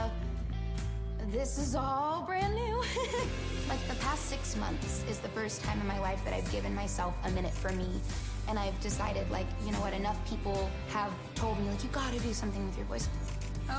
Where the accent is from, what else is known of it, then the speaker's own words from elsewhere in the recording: California, United States; I'm 25 and I'm from California.